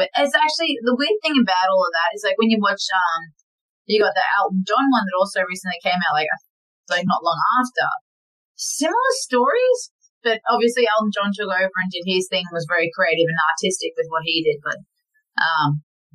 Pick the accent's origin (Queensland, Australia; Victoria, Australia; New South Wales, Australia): Victoria, Australia; Melbourne; also born or lived in Tasmania; now in Brisbane, Australia; I grew up in Melbourne, moved to Tasmania, moved up to Brisbane.